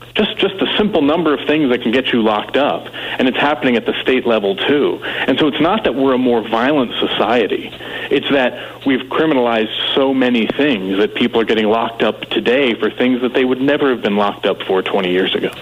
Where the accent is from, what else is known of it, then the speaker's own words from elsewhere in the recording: North Carolina, United States; I grew up in North Carolina